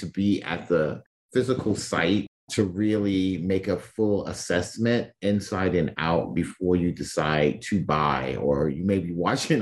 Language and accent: English; New York City, New York, United States; growing up in Brooklyn, down the street from us was a side lot